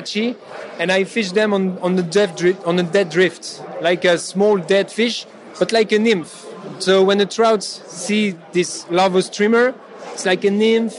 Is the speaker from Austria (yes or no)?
no; France; I'm from France